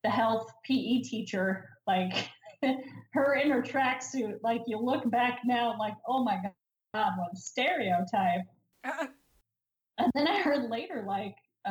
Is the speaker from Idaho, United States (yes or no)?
yes; Idaho, United States; I grew up in Idaho